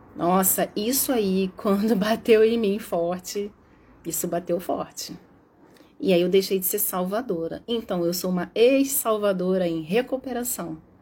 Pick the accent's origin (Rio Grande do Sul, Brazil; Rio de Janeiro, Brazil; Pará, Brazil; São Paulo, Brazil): Rio de Janeiro, Brazil; E mesmo porque eu sou carioca, eu falo mesmo